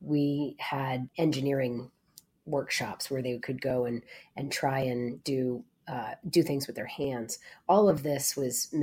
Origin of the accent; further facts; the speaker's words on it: Maine, United States; Growing up in Maine, as you said, in a very rural place